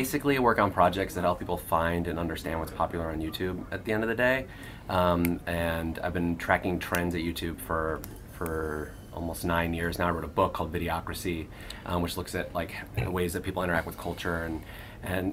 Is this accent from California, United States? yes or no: no; Hollywood, Florida, United States; moved away; I did grow up in north of Miami in South Florida